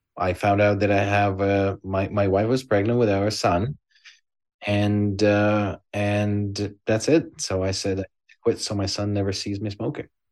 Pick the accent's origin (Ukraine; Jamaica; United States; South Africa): Ukraine; born or raised there; now in Canada